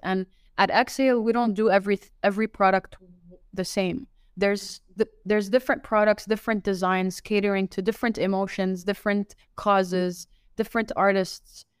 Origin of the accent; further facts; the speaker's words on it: Laval, Quebec, Canada; also born or lived in Riyadh, Saudi Arabia; now in Dubai, United Arab Emirates; I was, I was raised, uh, raised and born in one, in, uh, Laval